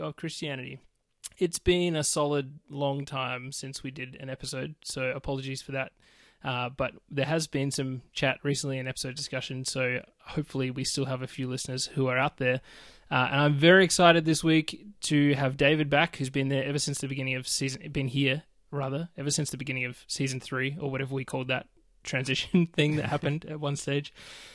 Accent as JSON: {"language": "English", "country": "Australia", "said": "I'm Australian. Yeah, I'm down under"}